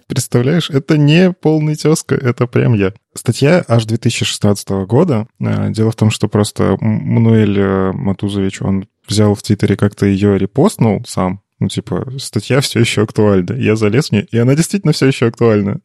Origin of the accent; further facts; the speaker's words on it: Belarus; я же белорус